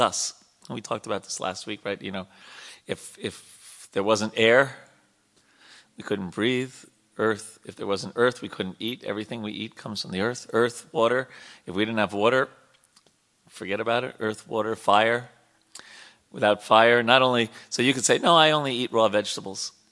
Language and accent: English; New York, United States; I was born in a city. I grew up in New York